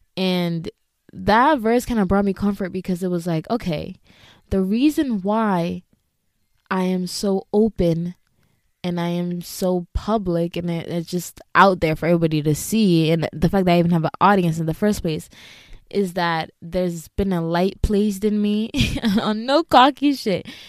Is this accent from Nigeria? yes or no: no; Ghana; moved away; being a Ghanaian immigrant